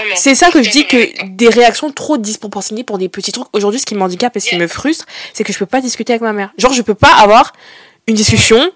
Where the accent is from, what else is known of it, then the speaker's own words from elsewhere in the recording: Brittany, France; 21 ans et je viens de Bretagne.